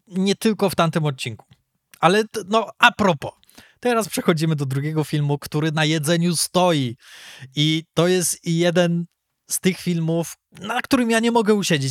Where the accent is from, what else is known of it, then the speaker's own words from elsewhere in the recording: Poland; my jesteśmy z Polski